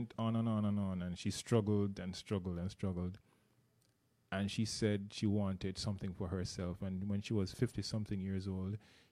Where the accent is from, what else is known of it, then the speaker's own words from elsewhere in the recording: Jamaica; moved away; I'm from Jamaica. You may have heard the accent. I attended a university in Jamaica as well